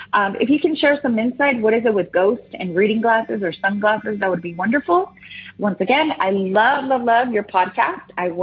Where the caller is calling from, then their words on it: San Diego, California, United States; I'm calling back from San Diego, California.